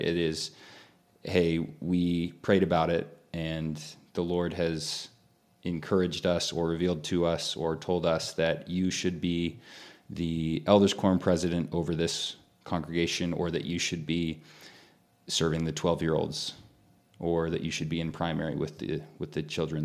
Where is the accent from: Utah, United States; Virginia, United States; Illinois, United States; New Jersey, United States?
Utah, United States; growing up in Utah